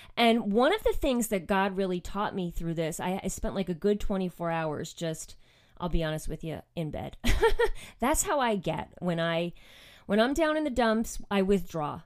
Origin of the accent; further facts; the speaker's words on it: outside of New York City, United States; moved away; I grew up actually outside of New York City